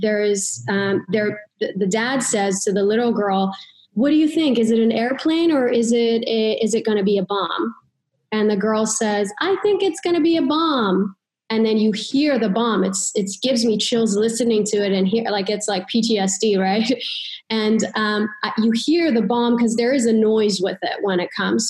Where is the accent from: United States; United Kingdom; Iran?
Iran; moved away; I grew up in Iran, and when I was little, there was war and there were bombs